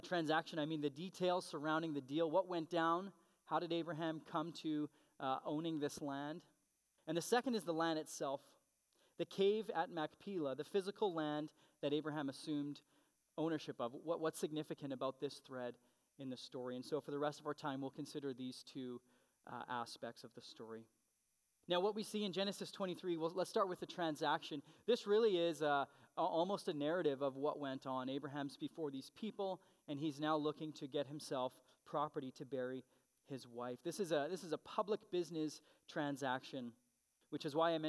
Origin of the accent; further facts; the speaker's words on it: Canada; being a Canadian citizen.